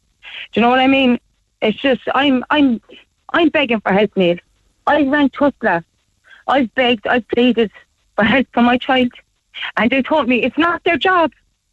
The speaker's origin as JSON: {"language": "English", "town": "Midleton", "region": "Munster", "country": "Ireland", "tie": "born or raised there", "said": "I'm an Irish citizen. My son is an Irish citizen. I'm living in Middleton all my life."}